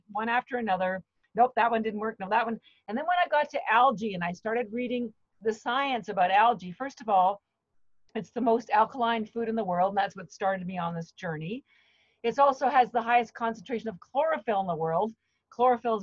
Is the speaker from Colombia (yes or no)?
no; Canada; moved away as an adult; now in Boston, United States; I'm actually Canadian, but I've lived in Boston for the last 30 years